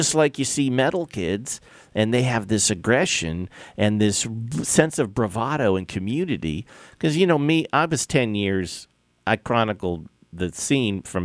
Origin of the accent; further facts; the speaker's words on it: Los Angeles, California, United States; born and bred in the San Fernando Valley of Los Angeles